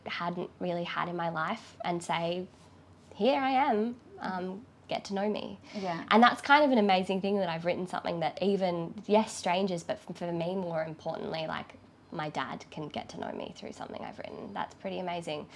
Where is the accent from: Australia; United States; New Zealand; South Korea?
Australia; Lismore, New South Wales; I grew up in Lismore